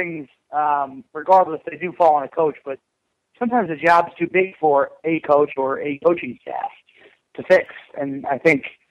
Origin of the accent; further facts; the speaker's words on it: United States; as American rugby fans